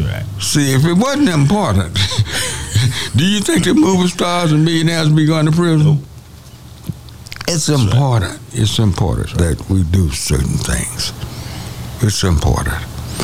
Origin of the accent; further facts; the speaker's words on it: Denton, Texas, United States; I'm from Denton.